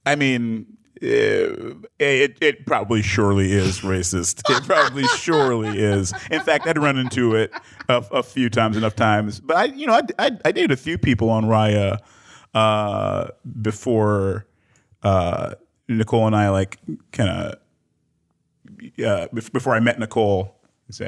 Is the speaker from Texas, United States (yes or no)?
no; Detroit, Michigan, United States; also born or lived in Accra, Ghana; I was born in Detroit, but, uh, my mom's from Ghana